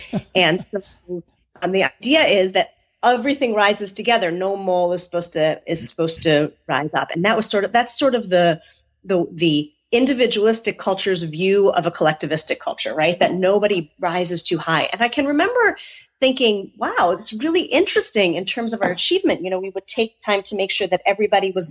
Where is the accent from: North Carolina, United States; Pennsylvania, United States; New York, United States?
New York, United States; Syracuse; now in Seattle, United States; I grew up in a town in central New York called Syracuse, New York